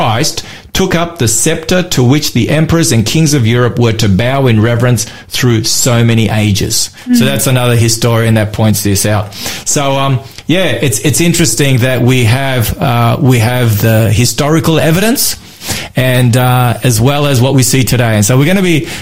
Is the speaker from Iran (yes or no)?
no; Australia; I'm an Aussie